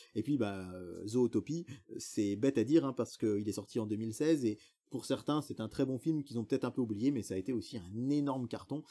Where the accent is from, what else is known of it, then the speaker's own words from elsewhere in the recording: France; chez nous en France